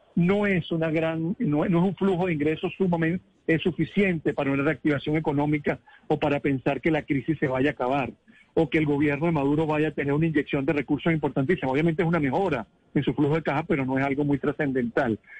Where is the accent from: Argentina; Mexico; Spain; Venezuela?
Venezuela; como venezolano y como suramericano